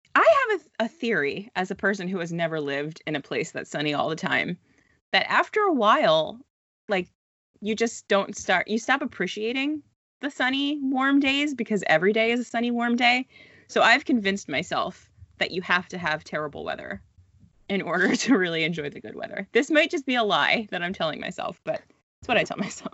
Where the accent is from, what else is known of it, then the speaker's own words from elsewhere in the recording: United States; moved away as an adult; now in Halifax, Canada; I am an American who tried to move to Canada